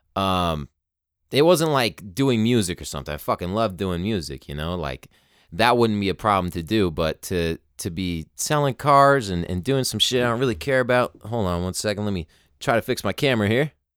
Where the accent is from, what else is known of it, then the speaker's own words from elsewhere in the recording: United States; us people born in America